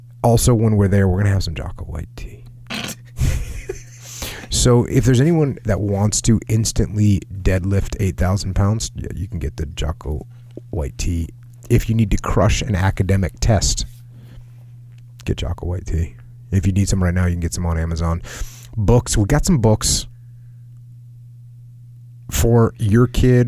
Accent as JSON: {"language": "English", "region": "New England", "country": "United States", "said": "I'm from New England"}